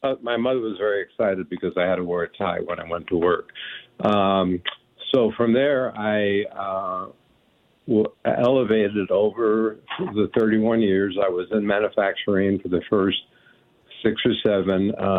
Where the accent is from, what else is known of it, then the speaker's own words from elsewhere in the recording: Los Angeles, California, United States; moved away as an adult; also born or lived in Brooklyn, New York / New Jersey / Berkeley; now in Nevada County, United States; We were in Brooklyn until 2000. We were there until until I was 7 years old, and then we drove cross country and settled in Los Angeles.